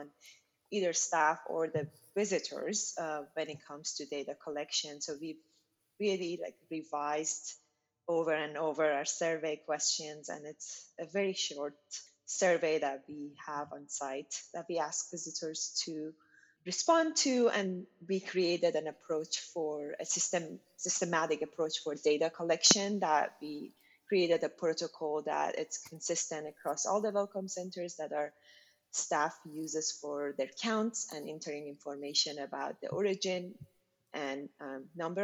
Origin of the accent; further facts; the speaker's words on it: Shiraz, Fars, Iran; moved away as an adult; also born or lived in North Carolina, United States; now in Oregon, United States; my hometown is Shiraz